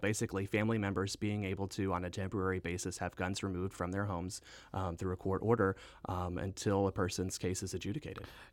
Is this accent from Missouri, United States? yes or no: yes; Southwest Missouri, United States; also born or lived in Saint Louis; I grew up in Southwest Missouri. I went to high school at Skyline High School in Hickory County, Missouri